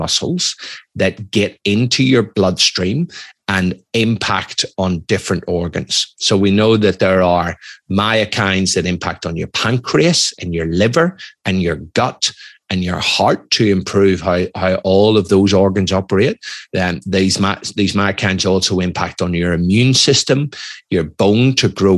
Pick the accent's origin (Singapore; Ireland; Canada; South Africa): Ireland; moved away; also born or lived in United Kingdom / Australia; I'm Irish, I'm ex-military